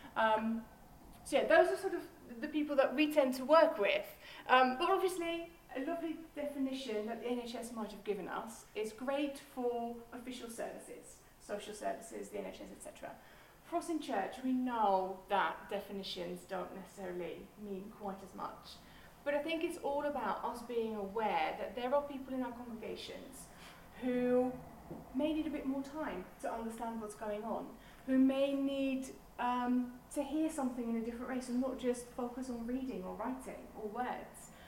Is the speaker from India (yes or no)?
no; Netherlands; moved away as an adult; now in Portsmouth, United Kingdom; originally, I'm from the Netherlands, um, but God called me to England 18 years ago